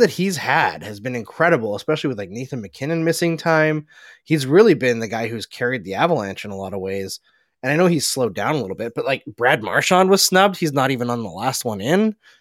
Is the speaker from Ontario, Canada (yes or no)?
no; Alberta, Canada; I grew up in Alberta. I grew up five up no, five hours north of Edmonton, where it was a lot colder than Edmonton.